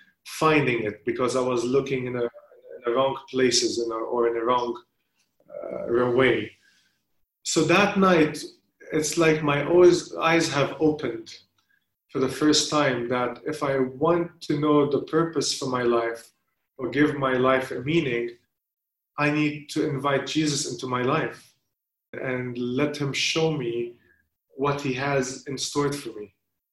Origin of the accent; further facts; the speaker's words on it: Saudi Arabia; now in Lebanon; I was born and raised in Saudi Arabia, although I come from a nominal Christian family, but my family was living there, and I was brought up there